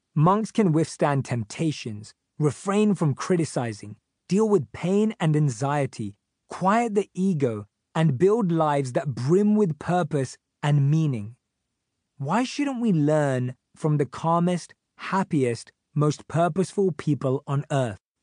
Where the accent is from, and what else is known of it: London, United Kingdom; born or raised there